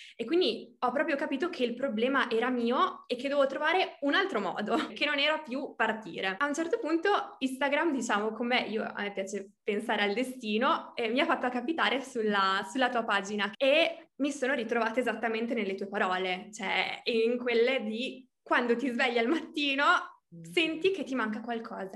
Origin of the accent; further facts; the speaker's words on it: Reggio Emilia, Emilia-Romagna, Italy; also born or lived in Argentina; sono nata a Reggio Emilia, quindi sono emiliana